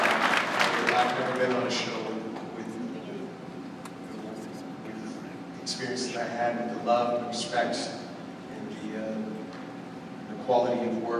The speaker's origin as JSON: {"language": "English", "region": "Yukon", "country": "Canada", "tie": "born or raised there", "said": "where I was born and raised in the Yukon"}